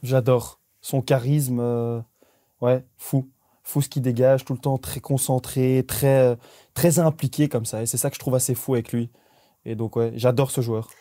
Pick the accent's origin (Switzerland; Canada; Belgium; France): Belgium; on est des Belges